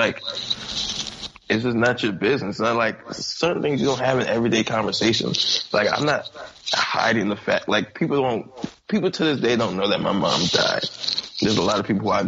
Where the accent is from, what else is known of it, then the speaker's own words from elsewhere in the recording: Capitol Heights, Maryland, United States; also born or lived in Kentland, Maryland; I'm from Cap Heights